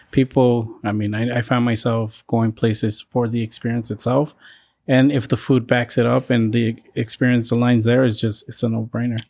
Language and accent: English; California, United States; now in Boston, United States; I grew up in California